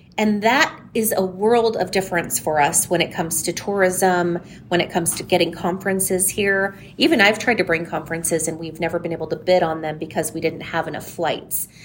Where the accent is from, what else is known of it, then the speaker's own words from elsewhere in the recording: San Diego, California, United States; now in Coachella Valley, United States; I'm from San Diego originally, um, born and raised there, came out here at about 15